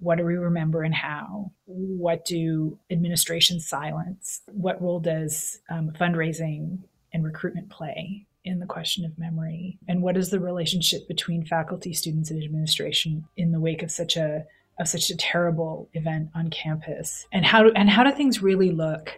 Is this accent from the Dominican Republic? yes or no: no; Canada; moved away as an adult; also born or lived in Missouri, United States; now in Texas, United States; as a Canadian living in gun country